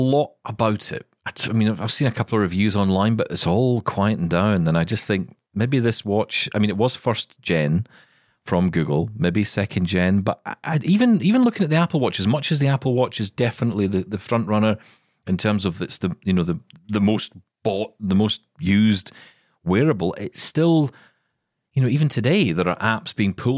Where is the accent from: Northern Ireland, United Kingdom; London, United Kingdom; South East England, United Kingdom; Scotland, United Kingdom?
Scotland, United Kingdom; I am Scottish.